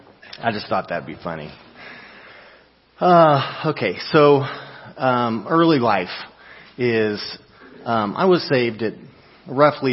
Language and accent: English; Tennessee, United States; my home state, Tennessee